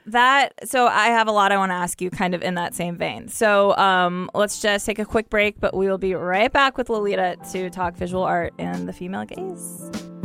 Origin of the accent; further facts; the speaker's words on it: Ohio, United States; I'm from the Midwest. I'm from Ohio.